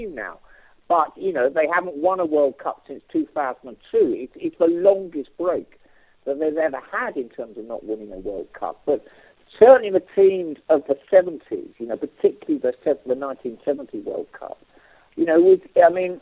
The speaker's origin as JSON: {"language": "English", "area": "North Surrey", "region": "South East England", "country": "United Kingdom", "tie": "born or raised there", "said": "I grew up in a middle-class family in North Surrey"}